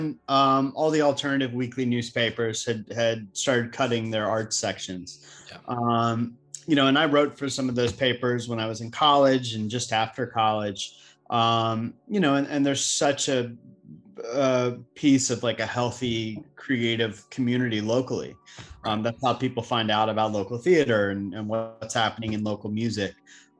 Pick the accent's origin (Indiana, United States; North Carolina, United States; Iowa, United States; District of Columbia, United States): North Carolina, United States; also born or lived in New York; now in Charleston, United States; I'm actually originally from North Carolina